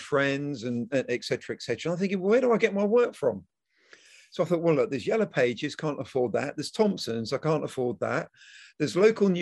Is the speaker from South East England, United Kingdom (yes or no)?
yes; Selsey, South East England, United Kingdom; my hometown, which is Selsey in West Sussex